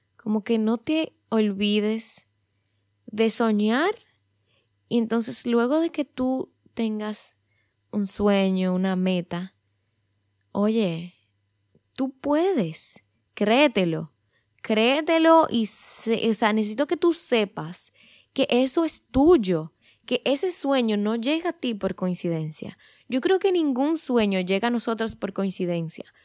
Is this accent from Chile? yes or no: no; Dominican Republic; en mi país, en República Dominicana